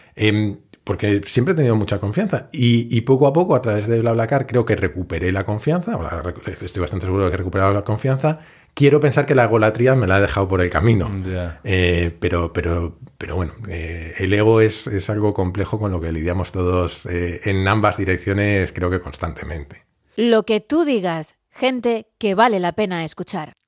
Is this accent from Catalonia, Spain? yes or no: no; Madrid, Community of Madrid, Spain; also born or lived in Asturias / Mallorca / Menorca / Cuenca; yo nací en Madrid, pero pronto nos mudamos a Asturias, de allí a Mallorca, Menorca y luego Cuenca, donde estuvimos, además había un movimiento pictórico en Cuenca importante y tal, y estuvimos viviendo allí eh, dos o tres años hasta que ya volvimos a Madrid y ya empecé a tener una vida un poco más normal